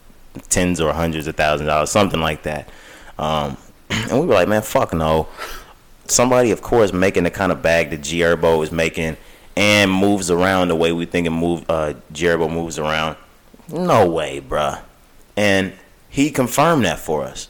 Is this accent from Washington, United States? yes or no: no; Texas, United States; we're from Texas.